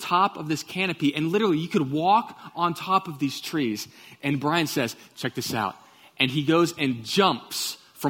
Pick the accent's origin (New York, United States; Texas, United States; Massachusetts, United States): Texas, United States; Katy; I grew up in Katy, Texas, and I went to Pattison Elementary